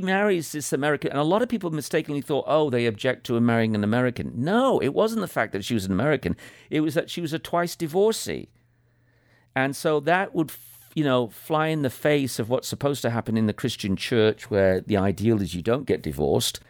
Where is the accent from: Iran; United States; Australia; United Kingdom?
United Kingdom; as a Brit